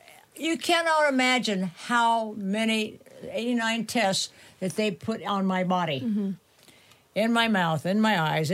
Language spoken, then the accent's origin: English; Taos, New Mexico, United States; from Taos